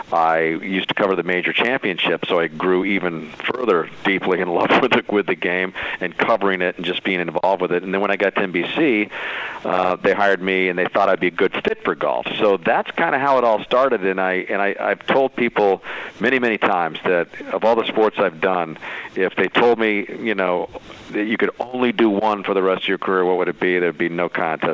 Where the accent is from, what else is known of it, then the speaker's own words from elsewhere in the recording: Tucson, Arizona, United States; I played in basketball leagues around town where I grew up in Tucson, Arizona